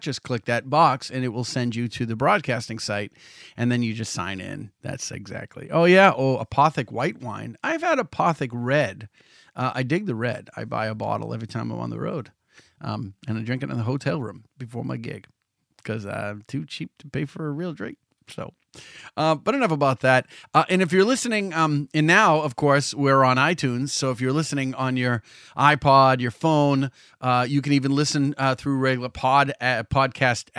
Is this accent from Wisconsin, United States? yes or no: no; Salem, Massachusetts, United States; in Salem, my hometown